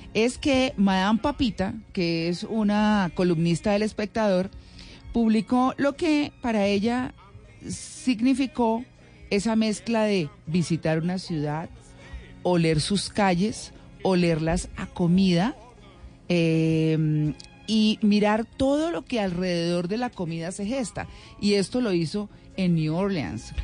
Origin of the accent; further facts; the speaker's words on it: Colombian interior, Andean region, Colombia; como cachaco, como nos dicen los costeños